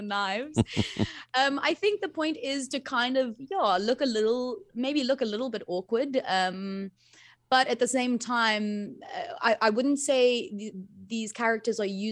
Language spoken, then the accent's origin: English; Cape Town, Western Cape, South Africa; first language Afrikaans; English is a second language; I got to grow up here.